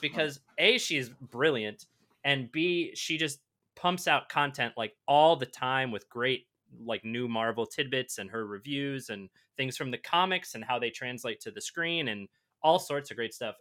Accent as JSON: {"language": "English", "region": "Michigan", "country": "United States", "tie": "born or raised there", "said": "I grew up in Michigan"}